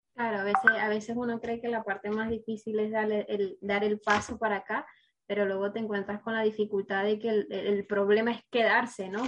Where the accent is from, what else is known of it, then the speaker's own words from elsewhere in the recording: Venezuela; yo soy venezolana